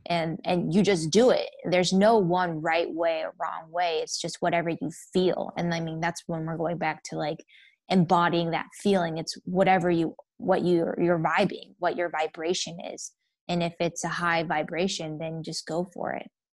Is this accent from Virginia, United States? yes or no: yes; Northern Virginia, United States; now in Phoenix, United States; I am from Northern Virginia, D M V area.